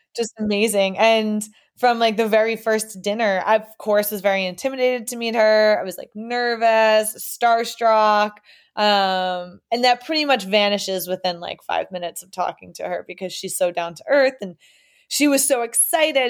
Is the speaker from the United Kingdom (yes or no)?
no; New York, United States; moved away as an adult; also born or lived in Boston area; now in Boston, United States; we grew up in New York, but we all went to Boston colleges